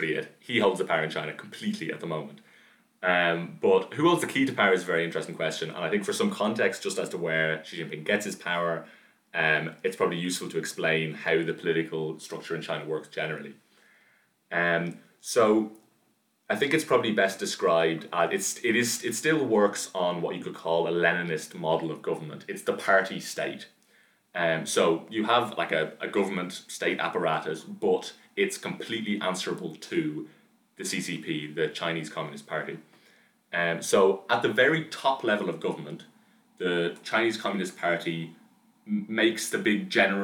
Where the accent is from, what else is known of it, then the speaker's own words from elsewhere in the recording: Dublin, Leinster, Ireland; I'm from Dublin